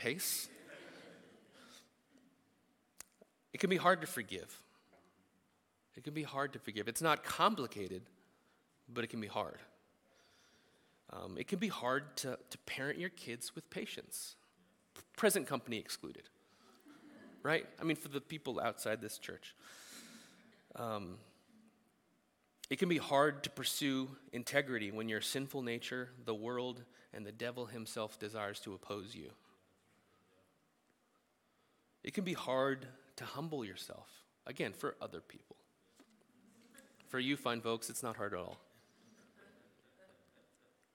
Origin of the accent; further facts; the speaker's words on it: United States; as American Christians